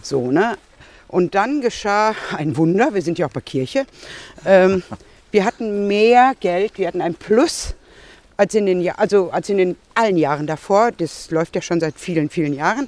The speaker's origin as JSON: {"language": "German", "town": "Marl", "region": "North Rhine-Westphalia", "country": "Germany", "tie": "born or raised there", "moved": "as an adult", "lives_now": "Bochum, Germany", "said": "ich komme hier aus Sinsen"}